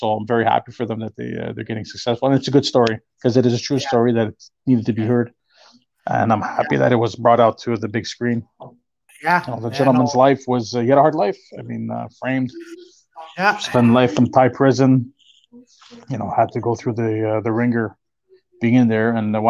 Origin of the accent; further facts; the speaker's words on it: Canada; And being Canadian, eh? We're nice people, pretty much, as they say.